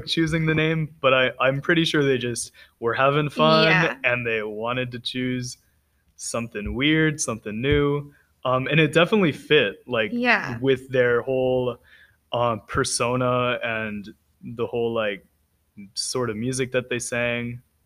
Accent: California, United States; I am from California

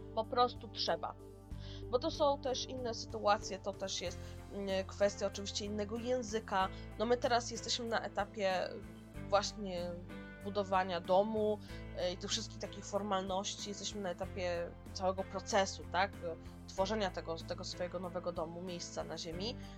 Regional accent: Poland; accent: Slavic; moved away as an adult; now in New Zealand; Ja mam słowiański akcent, ja jestem Słowianką

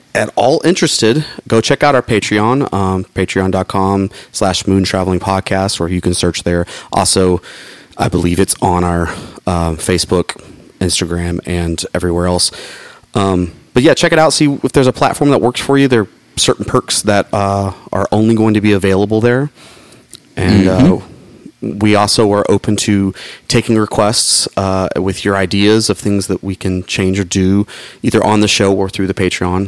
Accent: Atlanta, Georgia, United States; my hometown, Atlanta, Georgia

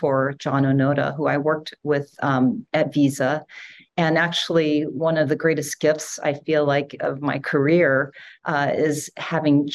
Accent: Hawaii, United States; also born or lived in San Francisco / Utah; I grew up in Hawaii. I moved to San Francisco actually when I was 10 years old.

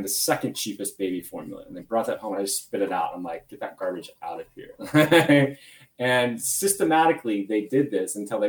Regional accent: Phoenix, Arizona, United States; I grew up in Phoenix, Arizona

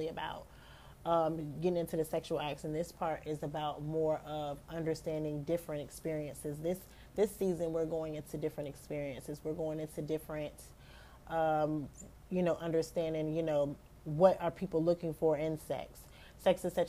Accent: United States; I'm an American

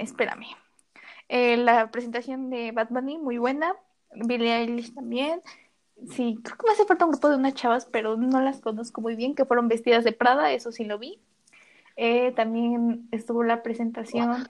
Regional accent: Mexico; como mexicanos decimos

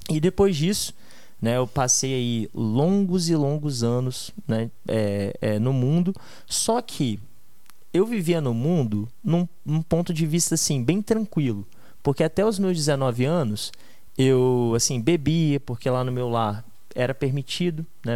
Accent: Vila Velha, Espírito Santo, Brazil; also born or lived in Australia; nasci é, em Vila Velha, no Espírito Santo, e minha vida inteira, cara, eu estudei em escolas boas

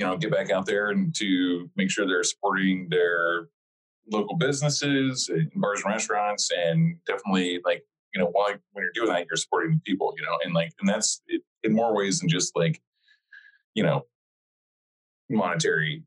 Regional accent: Lone Wolf, Oklahoma, United States; moved away; also born or lived in Brooklyn; the town in Oklahoma where we're from

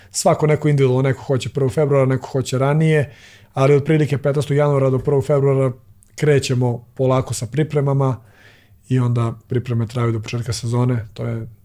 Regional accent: Serbia; kod nas u Srbiji

